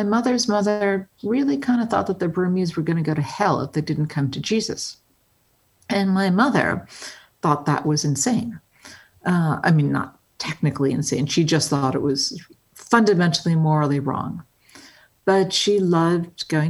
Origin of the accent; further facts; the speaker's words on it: Englewood, New Jersey, United States; I grew up in Englewood, New Jersey.